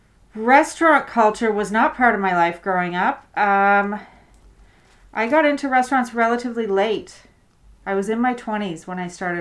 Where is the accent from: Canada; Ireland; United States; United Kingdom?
Canada; Prince Edward Island; also born or lived in Alert Bay, British Columbia; now in Toronto, Canada; I was born in Alert Bay in British Columbia. {S2} Cool. {S3} And I grew up in Prince Edward Island. And I moved to Toronto on September 11th.